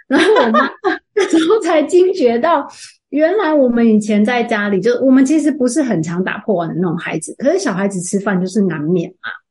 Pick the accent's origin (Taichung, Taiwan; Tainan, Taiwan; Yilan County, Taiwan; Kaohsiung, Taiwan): Taichung, Taiwan; moved away; 我的老家在台中